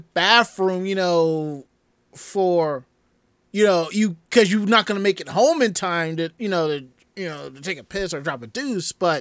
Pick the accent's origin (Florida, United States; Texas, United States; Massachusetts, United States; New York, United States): New York, United States; a New Yorker